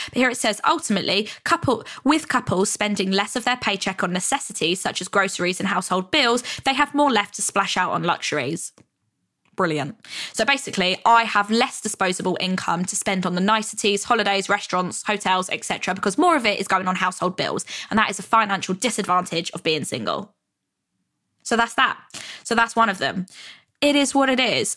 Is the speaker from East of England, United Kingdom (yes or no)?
yes; Stevenage, East of England, United Kingdom; moved away as an adult; also born or lived in London; when I used to live in my hometown, Hertfordshire, Stevenage